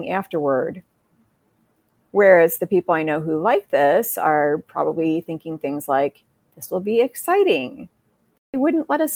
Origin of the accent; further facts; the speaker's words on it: Midwest, United States; I'm from the Midwest